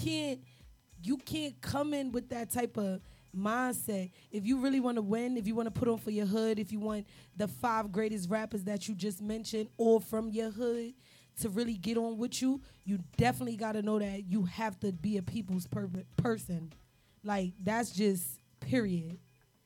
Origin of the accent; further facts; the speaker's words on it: New York City, New York, United States; also born or lived in New Jersey; We all from the city. I'm from Harlem.